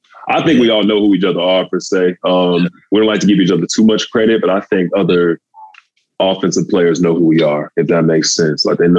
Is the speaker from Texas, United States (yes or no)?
yes; Texas, United States; You know, I'm from Texas. You know how they love their football down there.